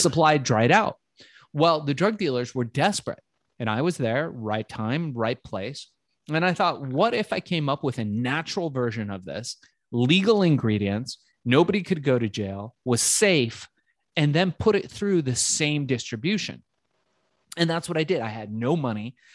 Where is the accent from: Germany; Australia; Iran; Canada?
Iran; Tehran, Tehran Province; now in United States; I was born in Tehran and came to the United States just in the late nineteen seventies